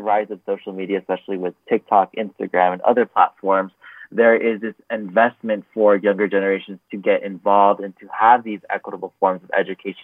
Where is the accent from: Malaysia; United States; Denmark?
United States; Los Angeles, California; I am originally from Los Angeles, California, also known as Tongva Land. And at a young age, I grew up in a low-income area.